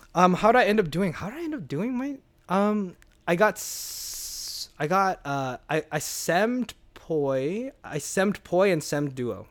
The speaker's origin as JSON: {"language": "English", "town": "Alhambra", "region": "California", "country": "United States", "tie": "born or raised there", "also_born_or_lived": "Hong Kong", "said": "I grew up in Alhambra, the sixty-six"}